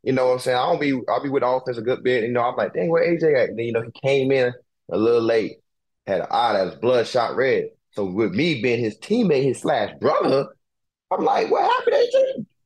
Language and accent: English; Brunswick, Georgia, United States; now in Philadelphia, United States; where I was born at in Brunswick, Georgia